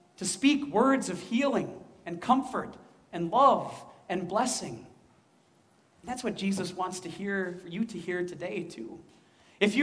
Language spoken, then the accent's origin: English; Midwest, United States; accent: Midwestern; also born or lived in West Coast; we Midwesterners have an accent